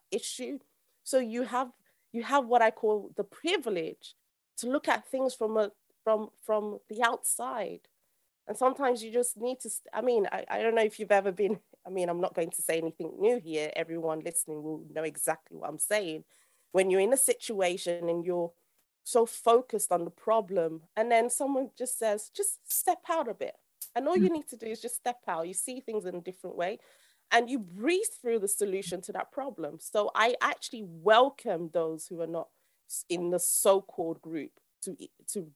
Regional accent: Nigeria; I'm actually Nigerian

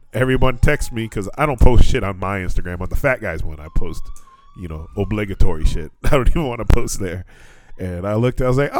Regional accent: Atwater, California, United States; now in Fukuoka, Japan; When we were growing up in Atwater

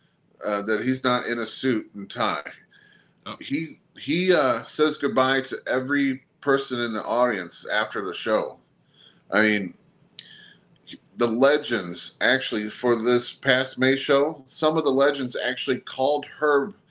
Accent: Belleville, Illinois, United States; Belleville is my hometown. You know, it's where I stayed growing up.

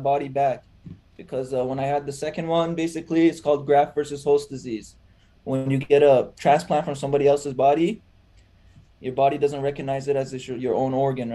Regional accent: Toronto, Ontario, Canada; I was born in Toronto myself.

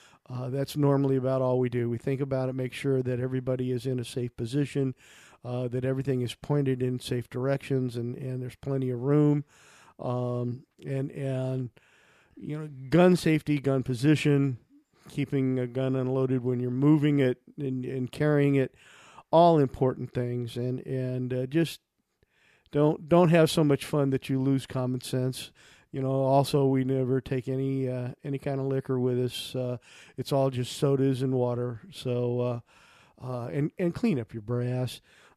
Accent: United States; I grew up near the Mississippi River and had spent a lot of time on those bluffs.

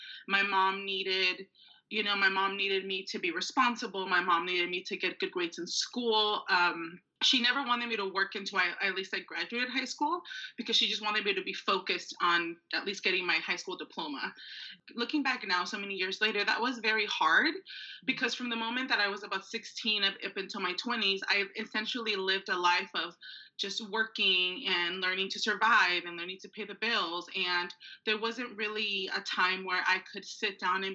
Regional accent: Maywood, California, United States; I grew up in Los Angeles, but I actually grew up in a small city called Maywood

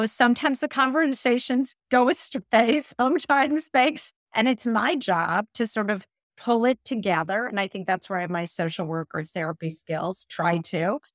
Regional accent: Midwest, United States; I'm a Midwesterner

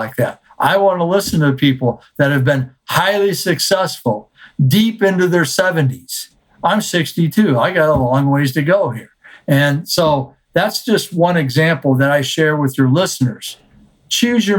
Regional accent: Ohio, United States; as a kid growing up in Ohio

